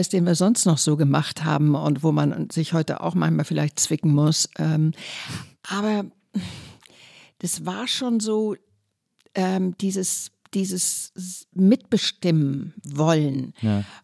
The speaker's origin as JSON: {"language": "German", "region": "North Rhine-Westphalia", "country": "Germany", "said": "Ich komme aus dem Kölner Raum, deswegen ah. habe ich mich ganz"}